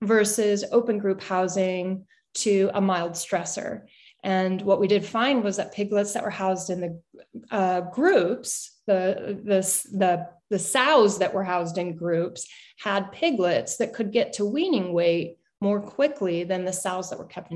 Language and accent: English; St. Louis, Missouri, United States; I grew up in the Midwest in St. Louis, Missouri.